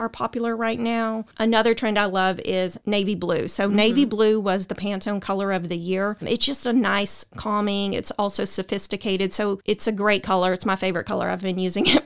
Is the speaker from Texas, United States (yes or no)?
yes; Waco, Texas, United States; I'm from Waco